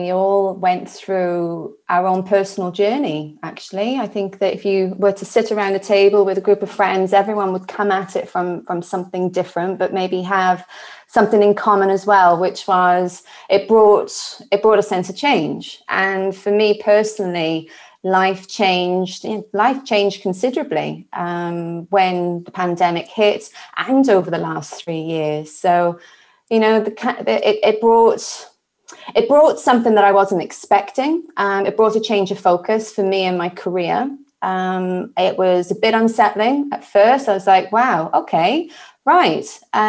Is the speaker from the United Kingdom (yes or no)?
yes; Wales, United Kingdom; But originally from the green grass of home, which is South Wales in the UK. And actually, I can actually see Wales from my window.